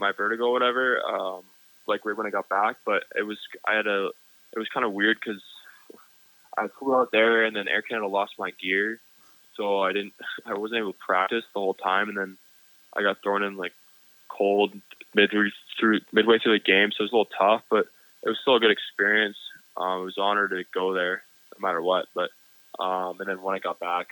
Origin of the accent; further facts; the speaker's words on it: California, United States; I'm from California, so my family's down there near Lake Tahoe area